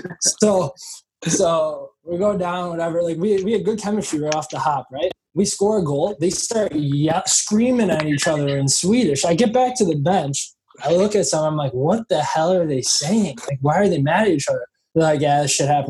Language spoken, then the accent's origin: English; Buffalo, New York, United States; I'm some scrub from Buffalo